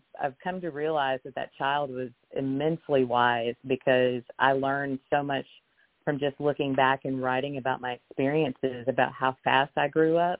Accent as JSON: {"language": "English", "region": "the South", "country": "United States", "tie": "born or raised there", "said": "growing up in the South or growing up in the Bible Belt, I was raised Baptist"}